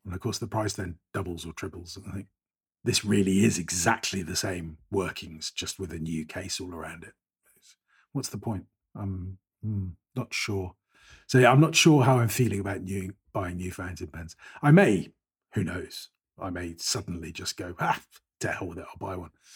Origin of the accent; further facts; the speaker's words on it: Bristol, South West England, United Kingdom; moved away as an adult; also born or lived in Paris, France; now in Cyprus; I was born and bred in Bristol, uh, which is quite a big city in the west of England.